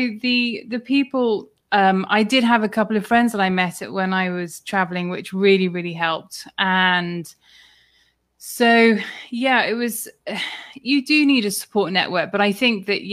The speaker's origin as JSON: {"language": "English", "country": "United Kingdom", "said": "he heard my accent and he said, oh, where are you from? So I said the UK"}